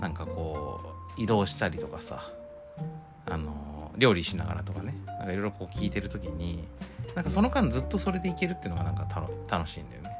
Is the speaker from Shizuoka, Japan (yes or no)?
yes; Shizuoka, Japan; 僕らも、静岡育ち